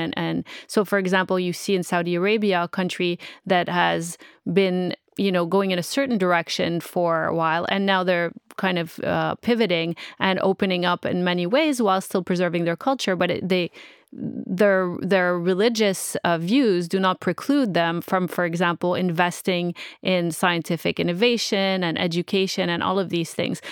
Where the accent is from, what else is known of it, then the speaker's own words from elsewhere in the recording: Montreal, Quebec, Canada; I'm from Montreal and from Quebec City, which is also pretty old